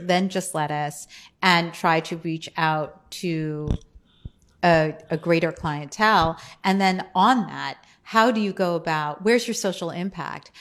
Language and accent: English; New Jersey, United States; I grew up in New Jersey